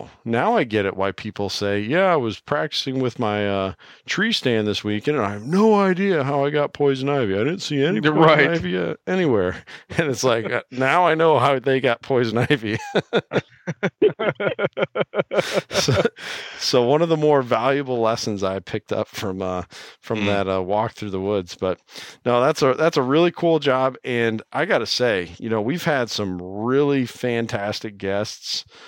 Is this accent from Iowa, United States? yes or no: yes; Iowa, United States; I'm from Iowa